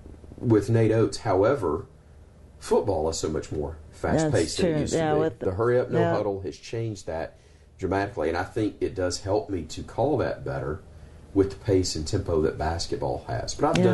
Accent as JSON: {"language": "English", "town": "Birmingham", "region": "Alabama", "country": "United States", "tie": "born or raised there", "said": "It's what I grew up going to in Birmingham in the late 70s"}